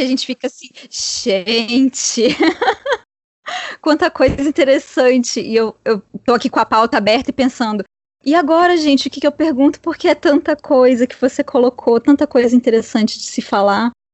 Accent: Espírito Santo, Brazil; isso está acontecendo na terra né, de, onde, de onde eu venho

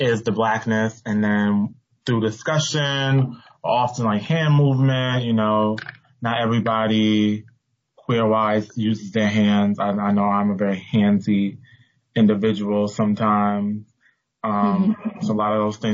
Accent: New York City, New York, United States; I am born and raised in Bronx, New York City.

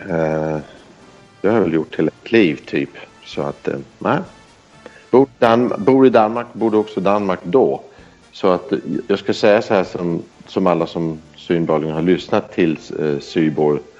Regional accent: Belgium; born there; Jag har aldrig bott i Sverige. Jag är inte född i Sverige. Jag är född i Belgien. När mina föräldrar var utstationerade där.

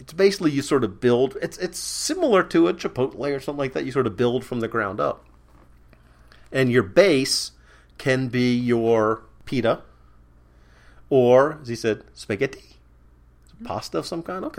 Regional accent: United States; I'm pretty picky about only speaking English because I'm an American

